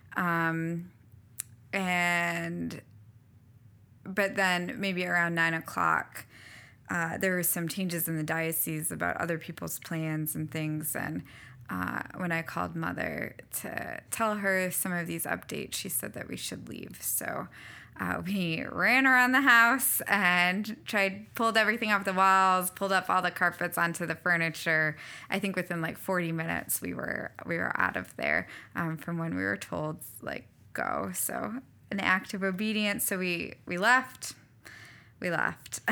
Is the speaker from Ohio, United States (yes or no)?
no; Hudson, New Hampshire, United States; moved away as an adult; also born or lived in Florida / Alma, Michigan; now in Lake Charles, United States; I grew up in Hudson, New Hampshire, so in New England, um, yeah, in a pretty small town